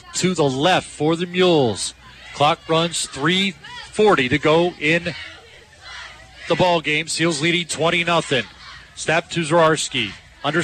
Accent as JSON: {"language": "English", "town": "Selinsgrove", "region": "Pennsylvania", "country": "United States", "tie": "born or raised there", "said": "my hometown of Selinsgrove"}